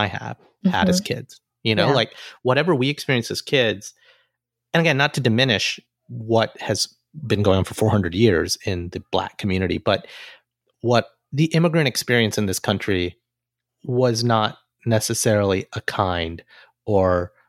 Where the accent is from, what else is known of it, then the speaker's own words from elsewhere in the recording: Alabama, United States; an Indian American boy who came from Alabama